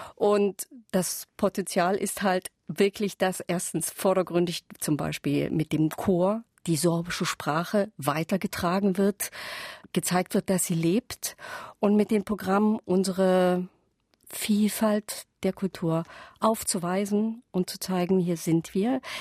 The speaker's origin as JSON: {"language": "German", "region": "Saxony", "country": "Germany", "said": "Ich lebe äh, seit sozusagen ein halbes Jahrhundert hier in Sachsen"}